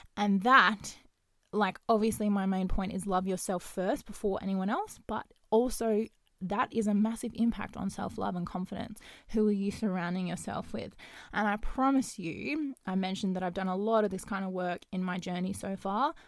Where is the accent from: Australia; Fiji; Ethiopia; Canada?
Australia; Perth, Western Australia; I am from Perth, um, Western Australia